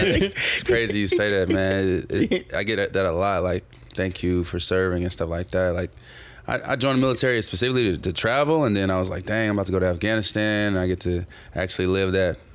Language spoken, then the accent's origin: English; Helena, Arkansas, United States; moved away as an adult; also born or lived in New York; now in California, United States; I'm not from California. I'm from Arkansas, Helena, Arkansas, Helltown.